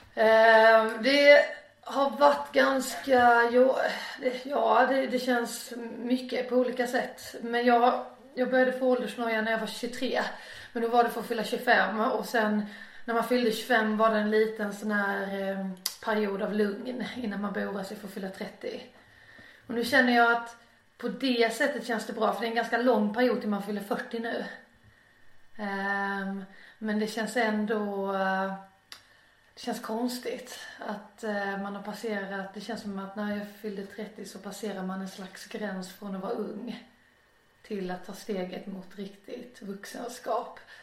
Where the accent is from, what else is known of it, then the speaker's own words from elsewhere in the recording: Torekov, Skåne, Sweden; also born or lived in Ängelholm / Båstad; now in Malmö, Sweden; Torekov eh, växte upp mina första år och det är på Bjärehalvön